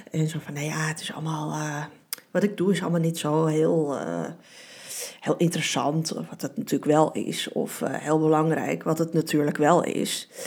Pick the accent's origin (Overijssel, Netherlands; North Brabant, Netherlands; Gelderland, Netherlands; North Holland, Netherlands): North Holland, Netherlands; Beverwijk; born there; In 1975 ben ik geboren in Beverwijk, in Noord-Holland.